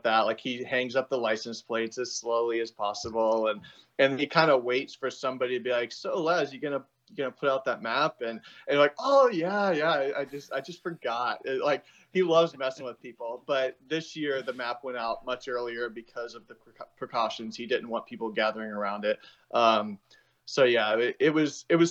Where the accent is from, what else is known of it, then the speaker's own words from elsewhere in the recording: Florida, United States; moved away as an adult; now in Colorado, United States; I'm from Florida originally